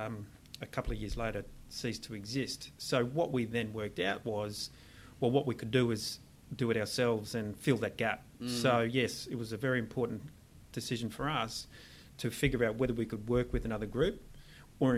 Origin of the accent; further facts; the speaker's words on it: Sydney, New South Wales, Australia; I was born in the Cronulla Shire, actually, in Sydney